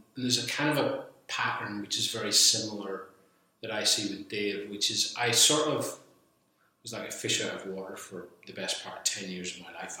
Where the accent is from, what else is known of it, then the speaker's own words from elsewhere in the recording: Belfast, Northern Ireland, United Kingdom; moved away as an adult; also born or lived in Bristol; I born and brought up in Belfast.